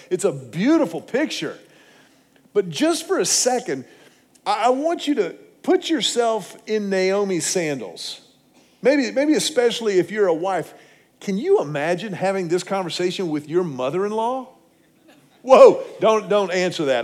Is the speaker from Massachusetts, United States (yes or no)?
no; Houston, Texas, United States; now in Austin, United States; I grew up in Houston.